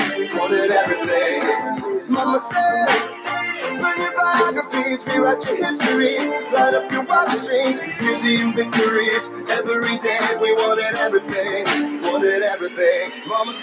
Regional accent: United States; Not as an Irishman, but as an American

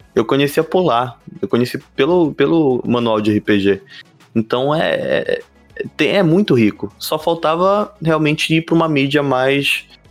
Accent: Belém, Pará, Brazil; a gente é de Belém do Pará

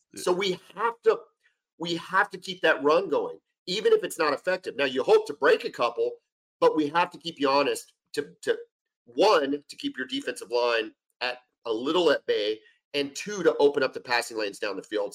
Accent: San Antonio, Texas, United States; moved away as an adult; also born or lived in Lubbock, Texas / Oklahoma; I grew up in San Antonio. Okay, so I went to San Antonio Taft. I'm I was born in Lubbock

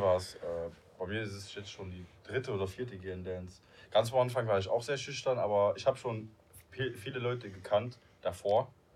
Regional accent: Luxembourg; first language Luxembourgish; German is a second language; now in Germany; ich bin ja Luxemburger, ich, ich wohne jetzt in Deutschland

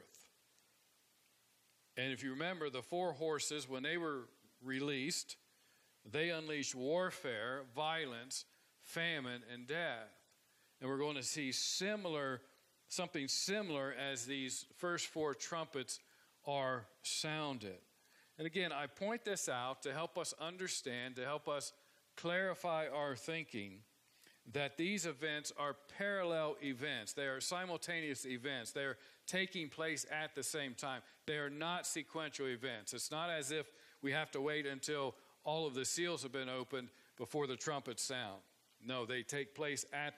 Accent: Ohio, United States; moved away; I grew up in Ohio, and it's considered more the Midwest, I guess.

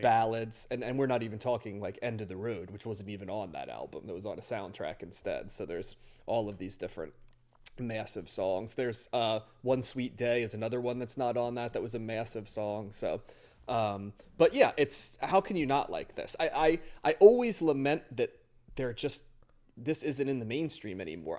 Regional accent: near Philadelphia, Pennsylvania, United States; I grew up near Philly

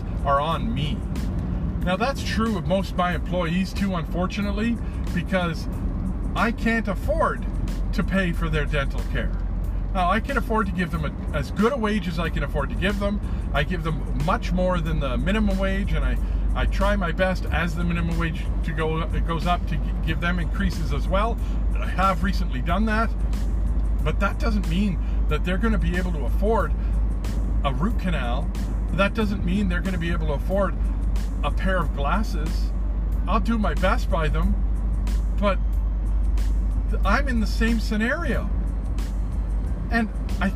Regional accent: Canada; here in Canada

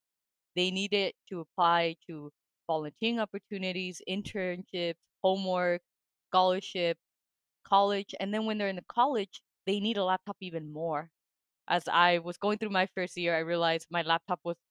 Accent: Albuquerque, New Mexico, United States; moved away as an adult; also born or lived in Massachusetts; now in Denmark; my hometown in Albuquerque, New Mexico

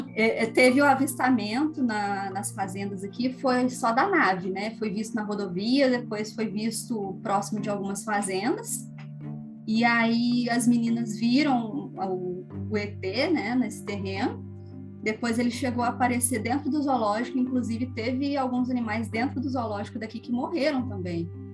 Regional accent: Varginha, Minas Gerais, Brazil; sou aqui de Varginha

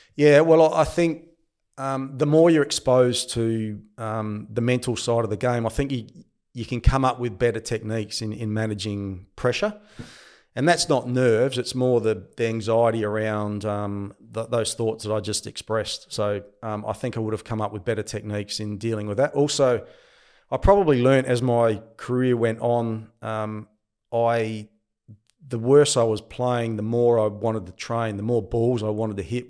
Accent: Angaston, South Australia, Australia; also born or lived in Adelaide; I grew up in the Barossa Valley. I, I, was firstly born in Adelaide, but then had a stint, lived for about four or five years in the Barossa

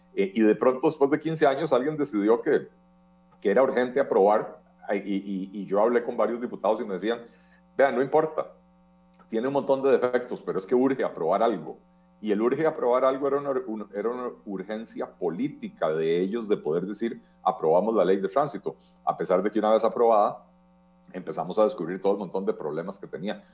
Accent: Costa Rica

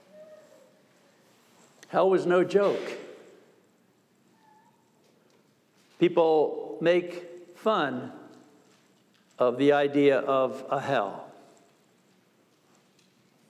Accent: New York, United States; I'm from New York State

